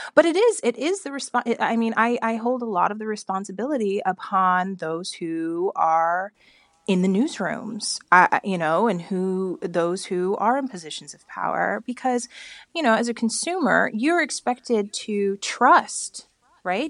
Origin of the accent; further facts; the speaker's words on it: Bakersfield, California, United States; I grew up in Bakersfield, California